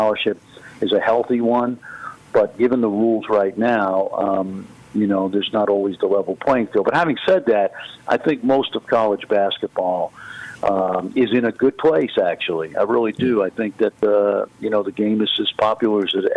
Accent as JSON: {"language": "English", "region": "New York", "country": "United States", "moved": "yes", "said": "I'm a New Yorker"}